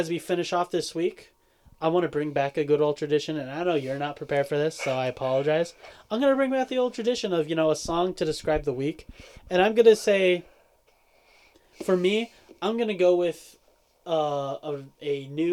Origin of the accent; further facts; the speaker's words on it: Honolulu, Hawaii, United States; I grew up in Manoa.